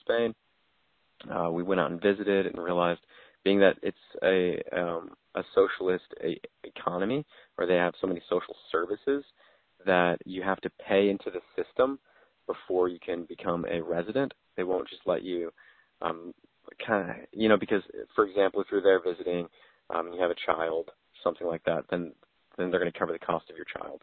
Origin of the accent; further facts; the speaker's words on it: Southern California, United States; also born or lived in Poway / Los Angeles County / Indiana; I was born and raised here in Southern California, Poway is where I was born, and then I lived up in Northern LA County, kind of all over LA County.